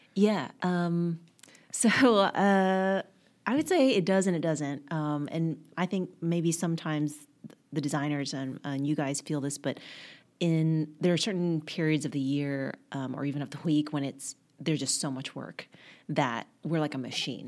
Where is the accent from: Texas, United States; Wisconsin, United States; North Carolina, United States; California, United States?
Texas, United States; Garland; moved away as an adult; now in New York, United States; I grew up in a little town called Garland outside of Dallas